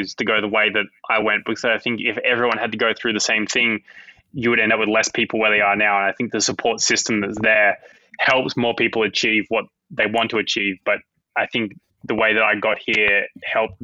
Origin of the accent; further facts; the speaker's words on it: Bendigo, Victoria, Australia; also born or lived in Beechmont; where I grew up in Bendigo, Beachmont, before we moved to Bendigo, was kind of in a really big national park